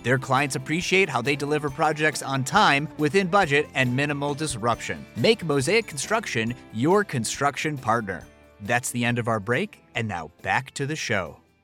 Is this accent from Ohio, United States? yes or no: no; Buffalo Grove, Illinois, United States; moved away as an adult; now in Deerfield, United States; I'm from Buffalo Grove